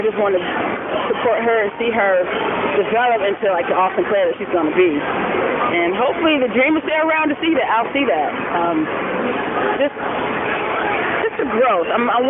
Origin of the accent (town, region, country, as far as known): Atlanta, Georgia, United States